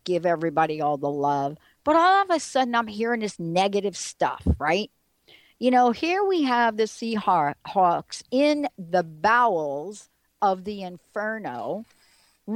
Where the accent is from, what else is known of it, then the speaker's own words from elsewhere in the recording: East Coast, United States; now in Seattle, United States; growing up on the East Coast, being part of Giants Stadium and the building